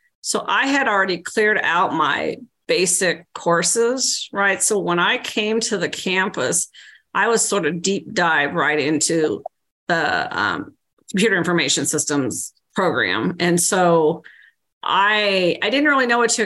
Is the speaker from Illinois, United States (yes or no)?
yes; Central Illinois, United States; I grew up in Central Illinois